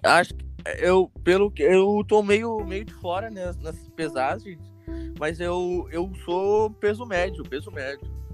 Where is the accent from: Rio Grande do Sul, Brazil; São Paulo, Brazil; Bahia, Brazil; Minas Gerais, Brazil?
Rio Grande do Sul, Brazil; sou gaúcho